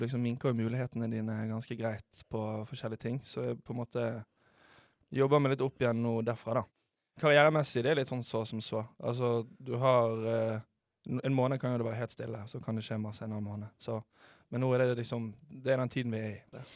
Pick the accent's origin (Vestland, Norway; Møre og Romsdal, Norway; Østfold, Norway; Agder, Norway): Vestland, Norway; Bergen; moved away; jeg er hjemme i Bergen. Det er jo alltid digg å komme hjem til sitt eget folkeslag.